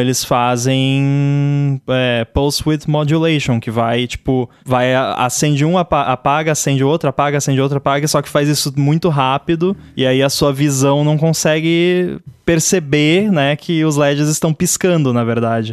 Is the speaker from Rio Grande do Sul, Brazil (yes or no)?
yes; Rio Grande do Sul, Brazil; eu sou do Rio Grande do Sul